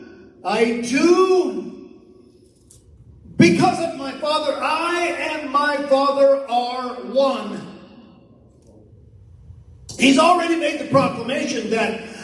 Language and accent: English; California, United States; now in Tulsa, United States; we're from California, and I mean from California